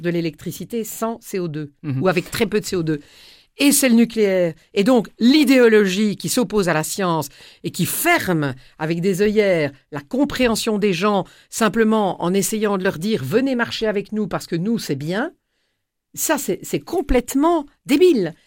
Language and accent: French; Tournai, Wallonia, Belgium; à Tournai, qui est ma ville natale dans laquelle euh, je vis toujours